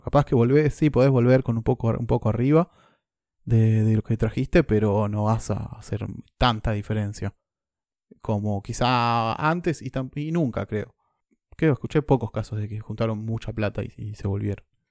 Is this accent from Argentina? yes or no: yes; Argentina; moved away as an adult; now in New Zealand; yo vengo de Argentina